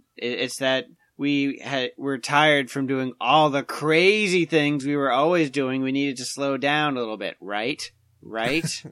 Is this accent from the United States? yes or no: yes; Portsmouth, New Hampshire, United States; we have one in Portsmouth, which is uh, my hometown